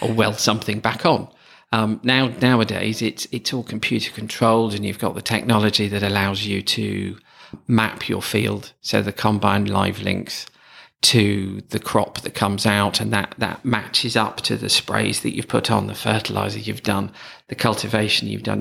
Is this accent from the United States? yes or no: no; Stamford, East Midlands, United Kingdom; my hometown of Stamford